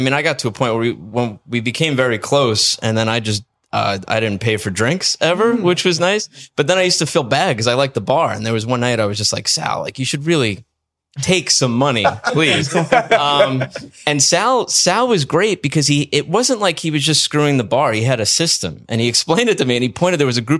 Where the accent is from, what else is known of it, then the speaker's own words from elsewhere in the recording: Staten Island, New York, United States; But I'm from Travis, Staten Island.